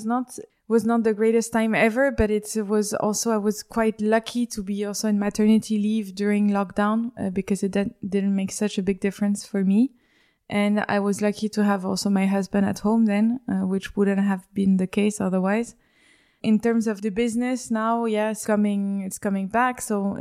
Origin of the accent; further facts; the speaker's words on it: Paris, Île-de-France, France; moved away; So I was born in Paris and I grew up in Paris.